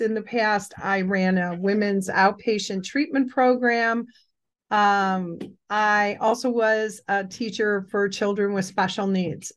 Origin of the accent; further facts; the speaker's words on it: Cleveland, Ohio, United States; I grew up in Cleveland on the West Side